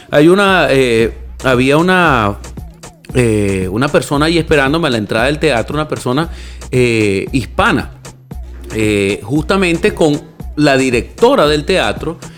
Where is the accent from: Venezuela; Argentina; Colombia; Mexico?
Venezuela; pero eh, que somos los venezolanos, pana.